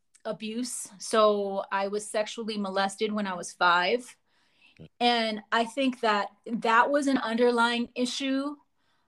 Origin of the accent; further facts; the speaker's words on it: New York City, New York, United States; also born or lived in Lower East Side, New York City; I did grow up in the Bronx. And I was born on the Lower East Side